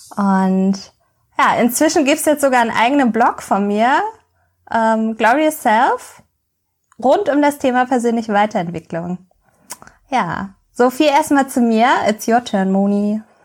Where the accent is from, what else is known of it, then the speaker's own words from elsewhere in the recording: Hamburg, Germany; Also ich bin geboren und aufgewachsen in Hamburg und ich lebe hier auch noch an der schönen Elbe.